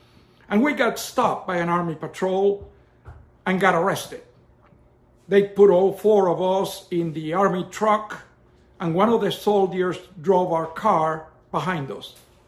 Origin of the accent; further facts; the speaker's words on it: Cuba; moved away as an adult; I was born in Cuba, and when I was 13 years old in 1952